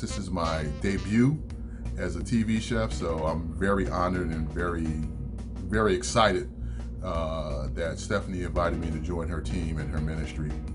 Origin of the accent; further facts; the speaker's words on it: Philadelphia, Pennsylvania, United States; moved away as an adult; now in Atlanta, United States; I was born and raised in Philadelphia, lived there